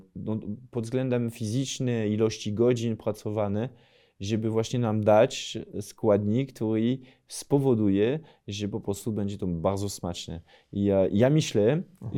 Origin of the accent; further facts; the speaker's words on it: near Lille, Hauts-de-France, France; Polish is a second language; moved away; mogę mieć taki akcent z regionu, skąd pochodzę w ogóle we Francji, czyli to jest północ Francji, powyżej Paryża, to jest 80 km od Dunkerque, 200 km od Paryża